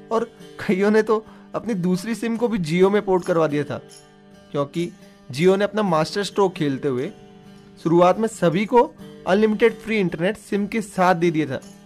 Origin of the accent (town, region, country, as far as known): Phalodi, Rajasthan, India